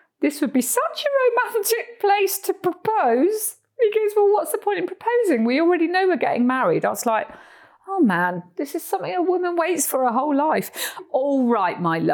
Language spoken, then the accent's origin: English; Cornwall, South West England, United Kingdom; moved away as an adult; now in Costa Rica; Where I'm from in Cornwall